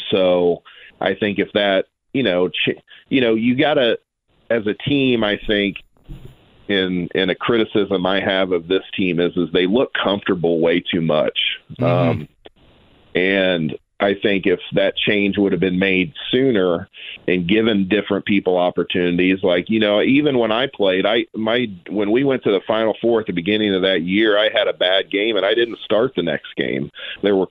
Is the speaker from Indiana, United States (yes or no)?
yes; Noblesville, Indiana, United States; we're from Noblesville.